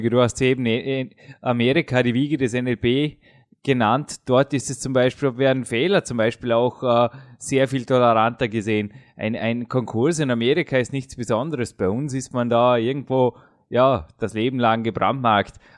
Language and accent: German; Austria; schaut es nicht anders aus als bei uns in Österreich, äh, Dominik.